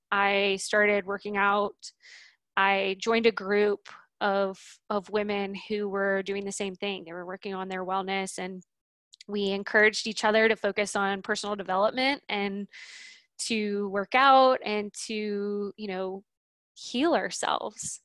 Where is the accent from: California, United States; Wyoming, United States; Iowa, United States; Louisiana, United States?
Louisiana, United States; New Orleans; now in Boise, United States; I grew up in New Orleans